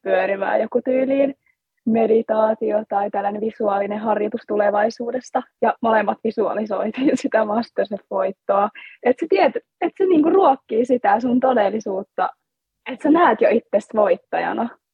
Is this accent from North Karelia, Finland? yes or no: yes; Joensuu, North Karelia, Finland; me ollaan siis kotoisin Joensuusta Pohjois-Karjalasta